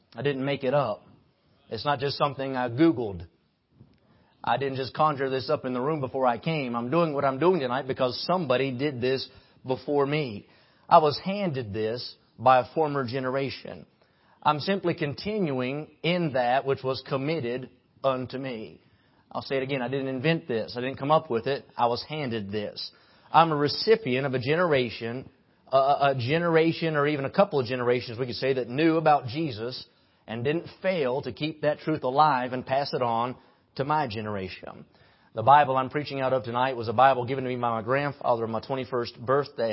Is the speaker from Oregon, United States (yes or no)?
no; West Virginia, United States; now in Kentucky, United States; I live in Kentucky, but I'm from West Virginia